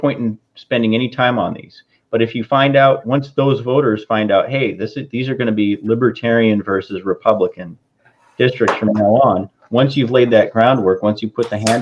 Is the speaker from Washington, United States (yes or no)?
yes; Washington, United States; moved away; I'm from Washington, and we just call it Washington